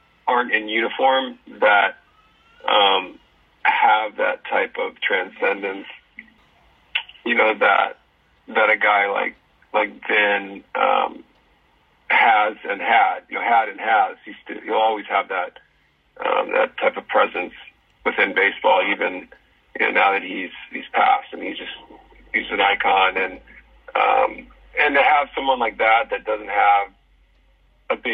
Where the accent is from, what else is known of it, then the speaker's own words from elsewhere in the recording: Southern California, United States; growing up, from the time I was 12 years old in Southern California